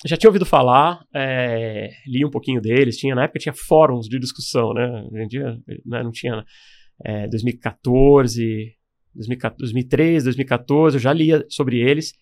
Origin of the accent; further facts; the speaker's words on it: Caraguatatuba, São Paulo, Brazil; eu morava no litoral norte aqui de São Paulo. Eu passei minha infância lá, mas sou de lá, de Caraguatatuba